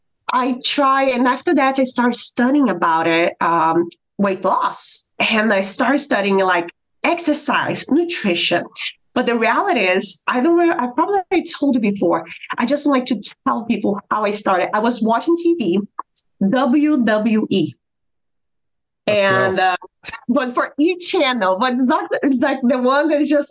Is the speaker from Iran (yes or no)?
no; Brazil; moved away as an adult; now in United States; I am from Brazil